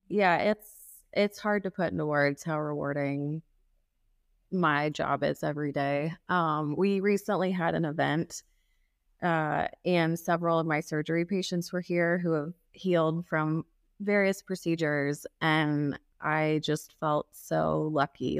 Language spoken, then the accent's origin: English; Kansas City, Missouri, United States; I grew up in Kansas City